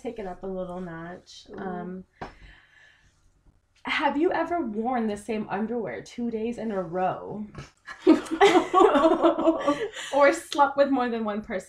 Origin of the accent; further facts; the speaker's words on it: Seattle, Washington, United States; I've lived here my whole life. I've never lived anywhere else.